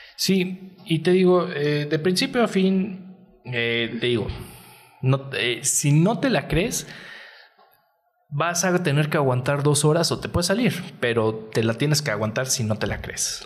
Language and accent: Spanish; Mexico